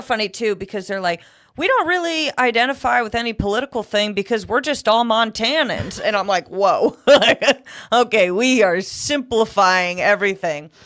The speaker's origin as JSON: {"language": "English", "region": "Connecticut", "country": "United States", "tie": "born or raised there", "also_born_or_lived": "Texas", "moved": "as an adult", "lives_now": "Southern California, United States", "said": "I grew up in Connecticut"}